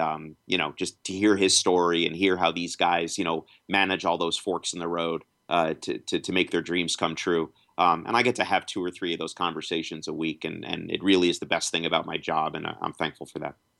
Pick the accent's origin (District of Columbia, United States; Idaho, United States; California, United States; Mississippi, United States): District of Columbia, United States; Washington; born or raised there